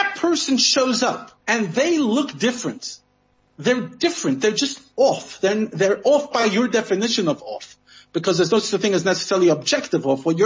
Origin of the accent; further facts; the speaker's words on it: United States; I'm American